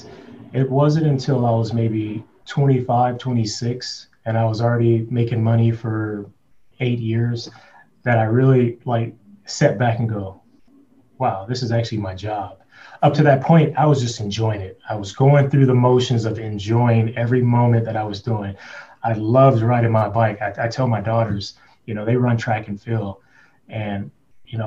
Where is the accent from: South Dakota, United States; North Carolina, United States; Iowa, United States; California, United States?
California, United States; Compton; I grew up in Compton.